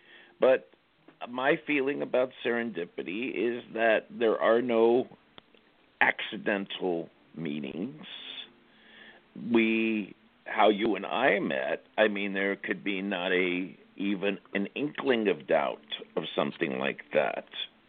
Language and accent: English; Los Angeles, California, United States; I'm from Los Angeles originally.